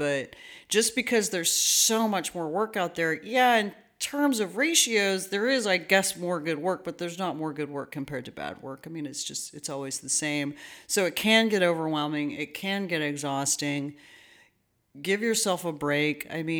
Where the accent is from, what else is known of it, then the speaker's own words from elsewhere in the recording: Dallas, Texas, United States; now in Houston, United States; because we both came from the Dallas-Fort Worth area. He came from Fort Worth and I came from Dallas.